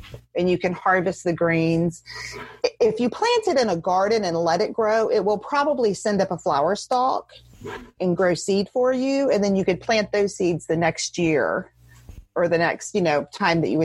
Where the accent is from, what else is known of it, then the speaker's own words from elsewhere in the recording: the South of the US, United States; I grew up in the South, and in the South of the US, you have a green with every dinner of some sort.